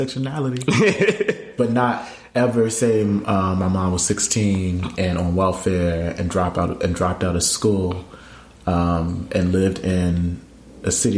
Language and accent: English; Camden, New Jersey, United States; my city, my hometown, the place where my family still lives